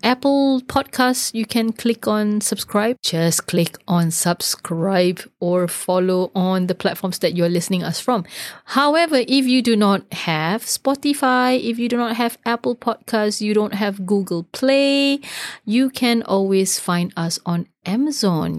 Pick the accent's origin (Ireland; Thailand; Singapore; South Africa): Singapore; now in Sweden; as we say in, in Singapore.